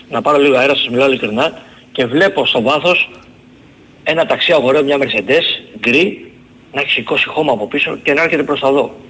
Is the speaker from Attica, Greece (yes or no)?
yes; Peristeri, Attica, Greece; από το Περισσέρι.